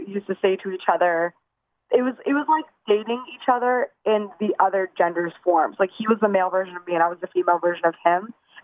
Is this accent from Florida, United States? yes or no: no; New Castle, Pennsylvania, United States; now in Los Angeles, United States; I'm from Newcastle